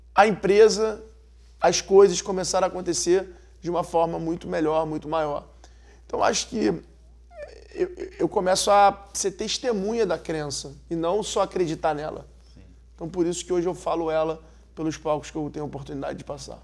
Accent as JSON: {"language": "Portuguese", "region": "Rio de Janeiro", "country": "Brazil", "said": "eu sou carioca"}